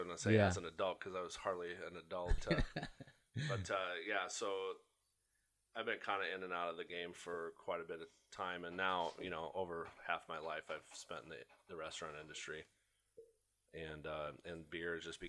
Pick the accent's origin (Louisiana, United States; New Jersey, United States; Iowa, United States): Iowa, United States; Carroll; I was born in Carroll. So I'm a native Iowan. My grandparents' family farm is there.